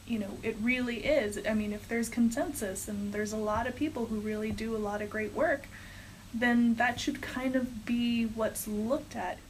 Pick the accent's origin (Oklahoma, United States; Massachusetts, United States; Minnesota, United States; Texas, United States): Texas, United States; moved away as an adult; I'm actually from Texas